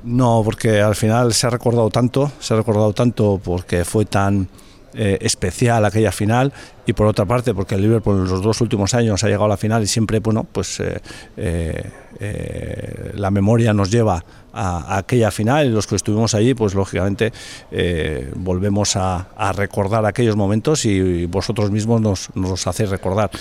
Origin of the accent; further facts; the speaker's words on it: Beasain, Basque Country, Spain; also born or lived in Madrid; entrenar al Beasain, el equipo de mi pueblo